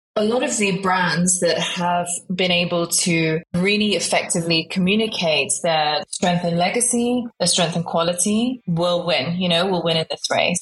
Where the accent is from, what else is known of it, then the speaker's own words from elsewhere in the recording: United Kingdom; accent: British; also born or lived in Guiyang, China / Hong Kong / Shanghai; I moved to the UK when I was five years old, actually, with my parents